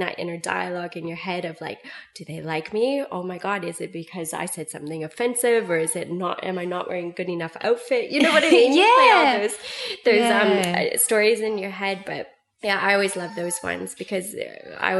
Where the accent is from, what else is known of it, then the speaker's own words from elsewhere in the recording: Vancouver, British Columbia, Canada; moved away as an adult; also born or lived in Whistler, Canada; now in Melbourne, Australia; I was born and raised in Canada, in Vancouver